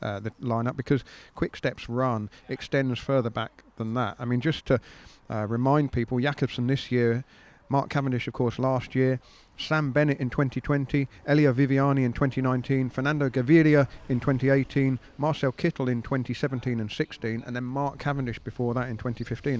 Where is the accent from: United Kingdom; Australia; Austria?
United Kingdom; as a Brit